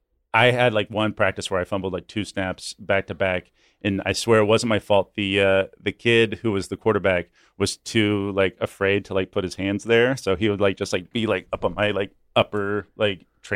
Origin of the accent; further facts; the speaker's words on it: Kansas City, Missouri, United States; I am from Kansas City, so I am a huge, huge Chiefs fan.